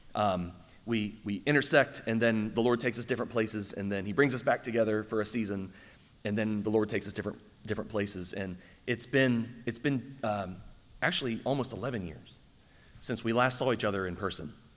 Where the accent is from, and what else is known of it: Circleville, Ohio, United States; born or raised there; moved away